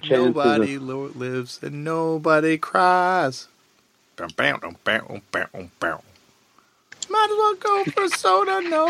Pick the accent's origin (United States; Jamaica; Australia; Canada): Canada; Toronto, Ontario; Yeah, Riverdale.